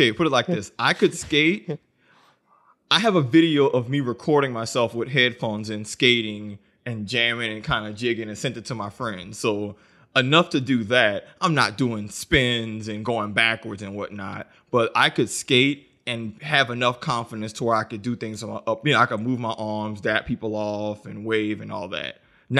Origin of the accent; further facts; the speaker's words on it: the South, United States; So I didn't grow up ice skating because I grew up in the South and we didn't have ice or snow.